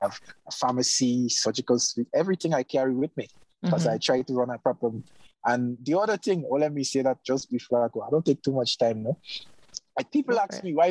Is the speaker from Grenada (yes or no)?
yes; Grenada; I'm a veterinarian. I'm living in my home country.